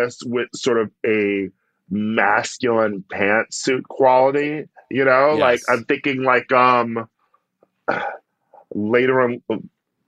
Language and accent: English; Milwaukee, Wisconsin, United States; I am from Milwaukee